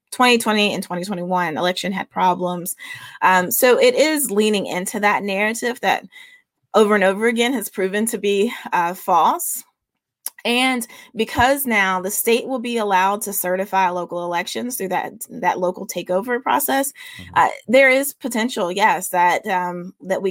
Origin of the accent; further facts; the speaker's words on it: the South, United States; a Southerner who believes in Southern hospitality